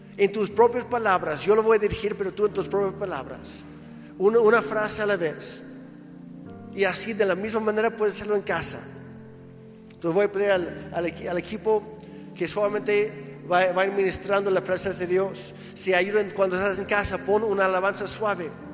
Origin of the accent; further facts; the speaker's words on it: Mexico; como mexicanas y mexicanos